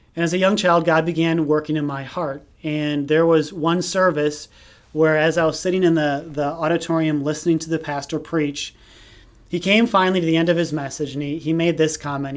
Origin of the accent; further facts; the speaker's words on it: Hubertus, Wisconsin, United States; I grew up in Hubertus, Wisconsin, which is a small town just north of Milwaukee.